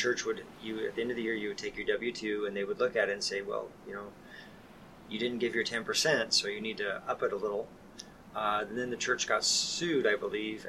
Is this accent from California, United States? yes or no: yes; San Diego, California, United States; I grew up in San Diego. Was a child of somebody who was in the Navy, so we moved around a lot.